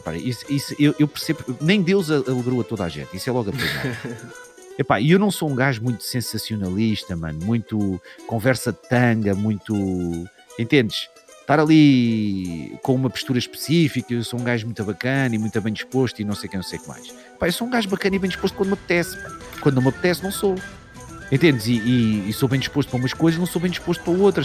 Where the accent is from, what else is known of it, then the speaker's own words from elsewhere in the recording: Odivelas, Lisbon, Portugal; Eu sou de Odivelas. Odivelas, para quem não sabe, é uma cidade, é um subúrbio de Lisboa